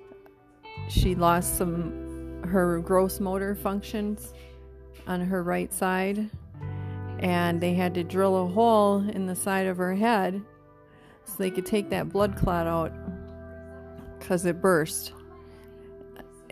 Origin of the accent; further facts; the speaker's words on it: Wisconsin, United States; moved away; my parents are in Wisconsin. Okay, that's my home state.